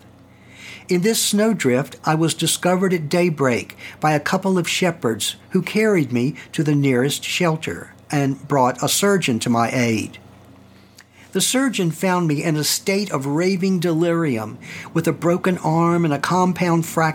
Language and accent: English; Staunton, Virginia, United States; my hometown, Stanton, Virginia